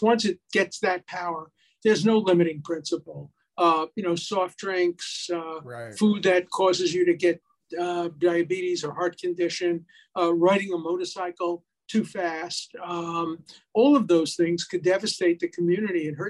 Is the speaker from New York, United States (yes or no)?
yes; New York City, New York, United States; moved away; also born or lived in Hyattsville, Maryland; I come from Brooklyn